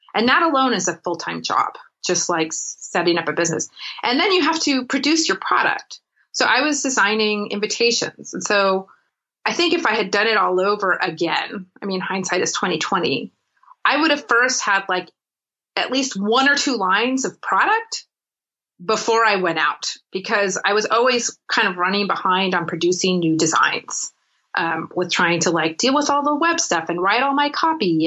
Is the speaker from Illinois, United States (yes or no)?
no; Los Angeles, California, United States; moved away as an adult; also born or lived in San Francisco Bay Area; now in Munich, Germany; I grew up in LA and the Bay Area